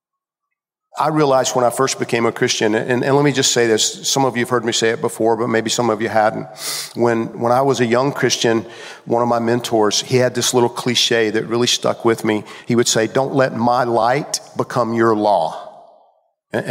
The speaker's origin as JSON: {"language": "English", "region": "Georgia", "country": "United States", "tie": "born or raised there", "said": "I grew up in Georgia"}